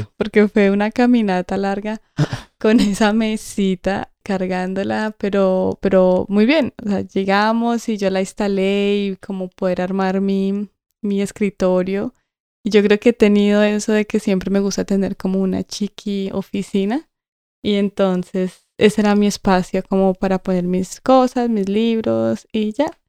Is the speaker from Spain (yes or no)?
no; Colombia; now in England, United Kingdom; soy colombiana